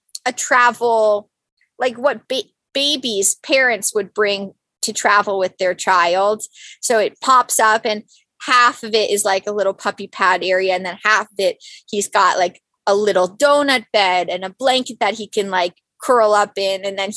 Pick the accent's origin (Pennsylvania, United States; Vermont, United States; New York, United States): New York, United States; Westchester County; Born and raised in New York.